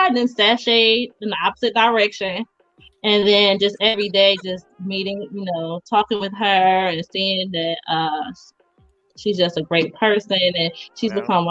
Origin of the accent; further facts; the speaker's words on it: Trenton, New Jersey, United States; now in North Carolina, United States; I'm from Jersey, Trenton 609. I am a mother, a grandmother